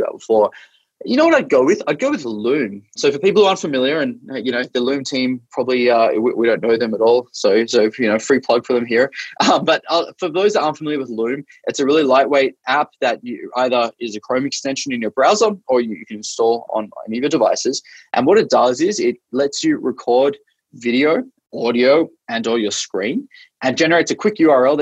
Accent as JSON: {"language": "English", "country": "Australia", "tie": "born or raised there", "moved": "as an adult", "lives_now": "Bay Area, United States", "said": "I'm Australian originally. I grew up in Australia"}